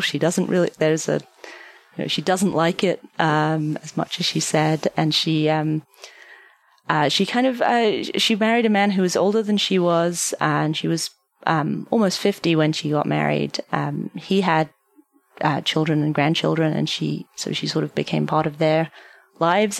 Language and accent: English; London, United Kingdom; now in United States; I'm obviously not originally from the United States. I um I am from London, and I was at home in London.